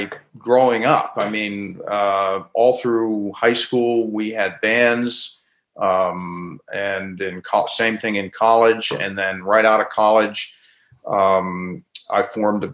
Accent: Pittsburgh, Pennsylvania, United States; also born or lived in New York / Boston; I was born and raised in Pittsburgh and lived there pretty much until I was 18

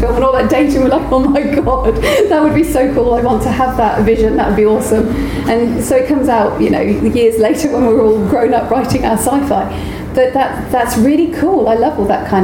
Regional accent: United Kingdom; we are so British

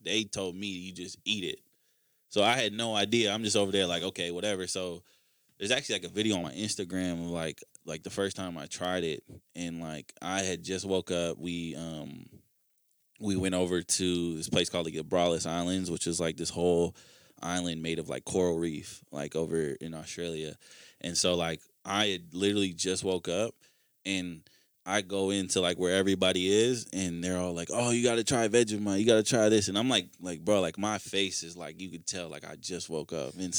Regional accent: Minnesota, United States; a kid from Minnesota

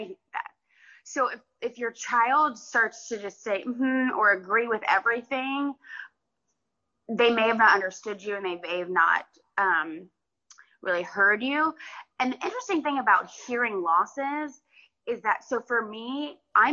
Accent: Georgia, United States; I grew up in Georgia

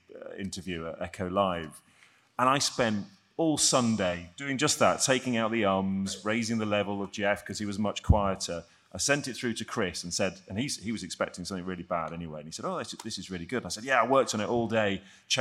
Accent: London, United Kingdom; now in Sheffield, United Kingdom; I'm from London originally

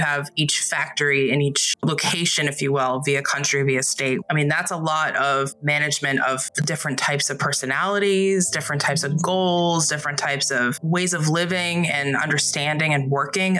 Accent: New England, United States; I grew up in New England

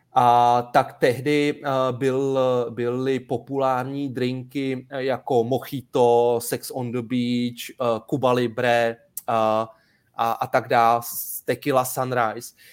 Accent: Sedlčany, Central Bohemian Region, Czechia; pocházím ze Sedlčan

